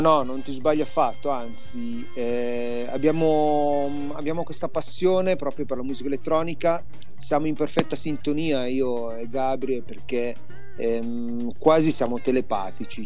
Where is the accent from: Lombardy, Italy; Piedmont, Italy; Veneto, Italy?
Piedmont, Italy; Biella; sono di Biella questo paesino quasi alle porte di Torino